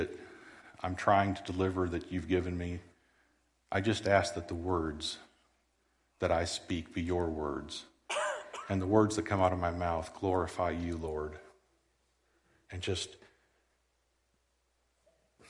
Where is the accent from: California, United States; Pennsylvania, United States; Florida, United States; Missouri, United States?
Missouri, United States; Southwest; also born or lived in Iowa / Stockton, Missouri / Jericho Springs, Missouri / Lamar, Missouri; I was born in Iowa, raised in Southwest Missouri